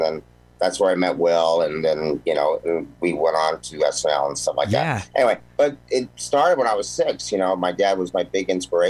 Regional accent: Mount Baldy, California, United States; also born or lived in Sherman Oaks; But I mean, originally I was in I was born in Sherman Oaks and moved up to a place called Mount Baldy.

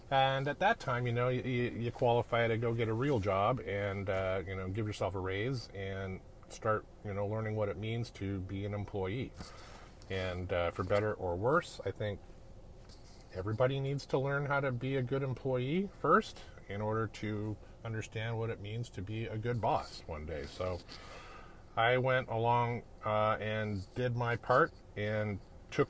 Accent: Edmonton, Alberta, Canada; now in Novato, United States; I'm a Canadian kid. I grew up in a town called Edmonton, Alberta, up in the Great White North

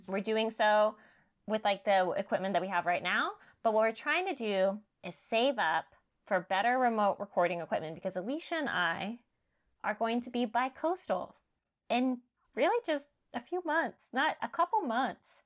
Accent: California, United States; I'm growing up in California

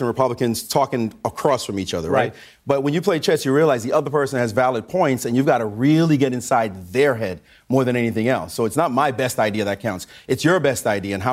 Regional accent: New York City, New York, United States; I'm from Brownsville, Brooklyn

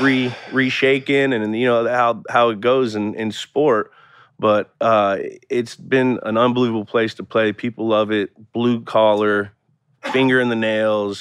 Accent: Bay Area, California, United States; moved away; also born or lived in Boston; I grew up in the Bay Area, so I was very accustomed to a pro sport team city area

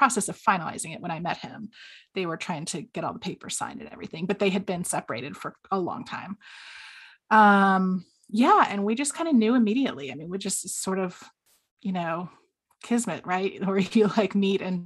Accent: the South, United States; accent: southern; moved away as an adult; also born or lived in South Carolina / Georgia; now in Washington, D.C., United States; I am originally from down south, and my accent comes out occasionally

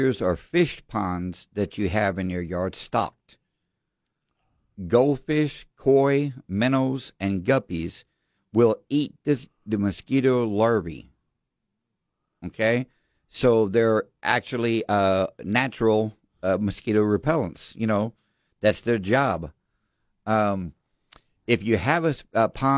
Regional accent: Devine, Texas, United States; we were growing up in Devine

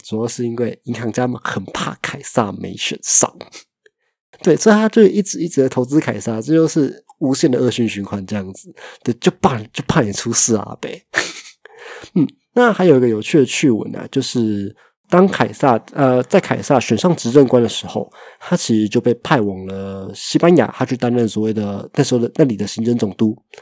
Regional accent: Taiwan; 身为一个台湾人

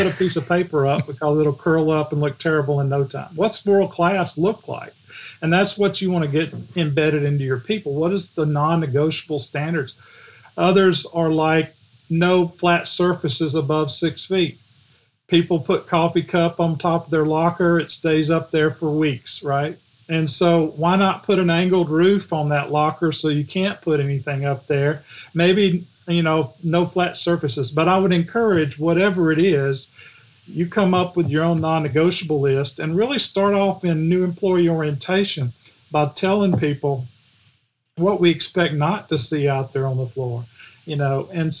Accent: the South, United States; Of course, I'm from the South, so every chapter's got a Southern title.

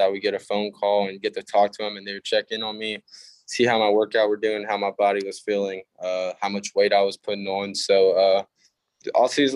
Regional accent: Barbers Hill High School, Texas, United States; We are a 5A. So in Texas, it goes up to 6A

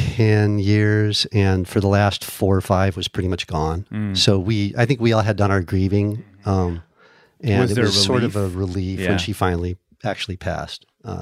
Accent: San Diego, California, United States; San Diego.

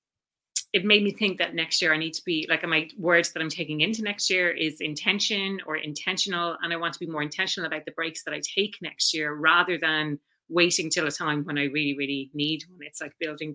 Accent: Dublin, Leinster, Ireland; also born or lived in Frankfurt, Germany / Barcelona, Spain / Chicago, United States / London, United Kingdom; So I'm from Dublin originally, and still living here now, or back living here now

